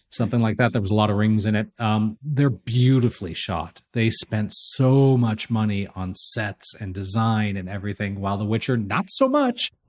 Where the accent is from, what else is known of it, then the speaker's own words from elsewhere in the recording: Los Angeles, California, United States; I'm from Los Angeles. I was a kid when the Lakers hit this dynasty, and it was the biggest thing in L